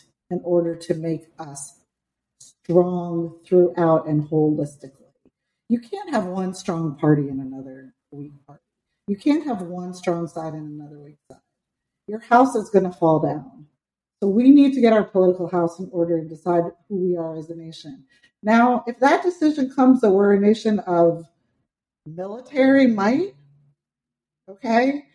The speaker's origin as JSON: {"language": "English", "area": "Pennsylvania, New Jersey, New York area", "region": "tri-state area", "country": "United States", "tie": "born or raised there", "said": "I grew up in Pennsylvania, New Jersey, New York area"}